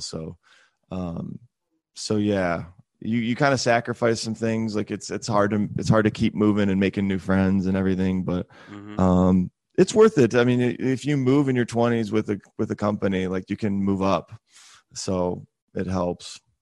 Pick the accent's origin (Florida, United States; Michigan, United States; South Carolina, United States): Michigan, United States; moved away as an adult; also born or lived in Charlotte / Atlanta; now in Greenville, United States; I'm from Michigan originally